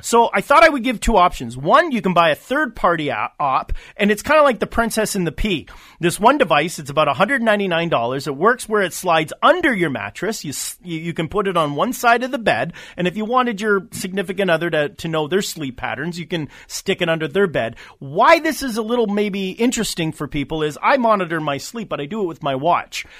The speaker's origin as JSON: {"language": "English", "country": "Canada", "said": "as a Canadian, I work both sides of the border"}